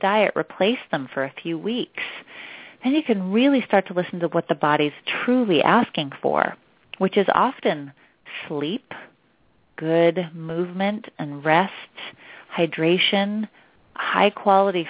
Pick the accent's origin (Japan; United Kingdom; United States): United States; outside of Portland, Oregon; now in New York City, United States; I live in New York City and I grew up outside of Portland, Oregon.